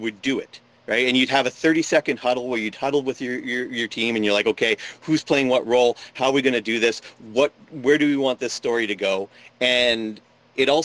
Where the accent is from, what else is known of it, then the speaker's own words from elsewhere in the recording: Ottawa, Ontario, Canada; now in Sarnia, Canada; I grew up in Ottawa